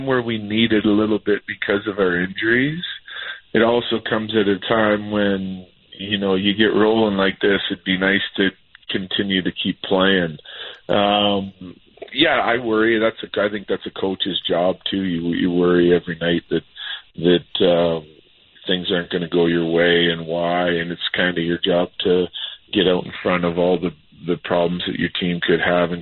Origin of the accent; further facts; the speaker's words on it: Saskatchewan, Canada; now in Denver, United States; I grew up in Saskatchewan, so that smells everywhere